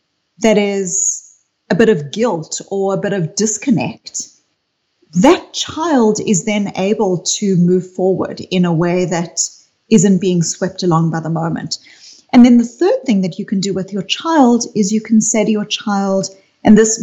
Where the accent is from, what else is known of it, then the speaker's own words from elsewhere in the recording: South Africa; I grew up in South Africa